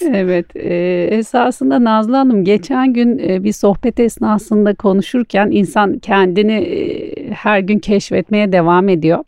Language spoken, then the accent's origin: Turkish; Istanbul, Turkey; also born or lived in Antalya; ben e, İstanbul e, doğma büyüme İstanbulluyum